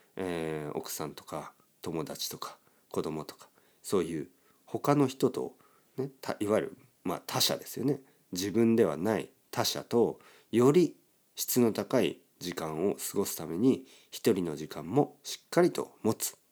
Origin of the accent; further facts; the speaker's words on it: Kyushu, Oita, Japan; now in Tokyo, Japan; 僕の出身の九州とか、大分県